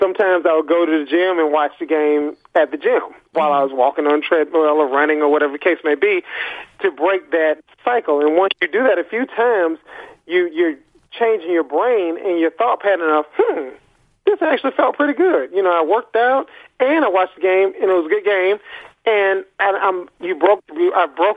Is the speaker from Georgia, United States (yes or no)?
yes; Athens, Georgia, United States; I'm from Athens, Georgia